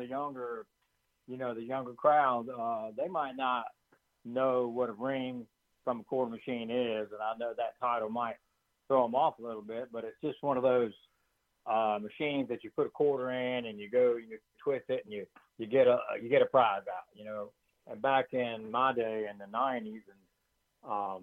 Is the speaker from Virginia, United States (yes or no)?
yes; Bluefield, Virginia, United States; growing up in Bluefield, Virginia